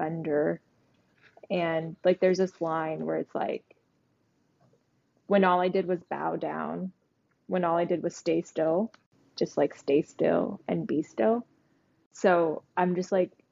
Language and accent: English; New York, United States; also born or lived in New Jersey; I was born and raised in New York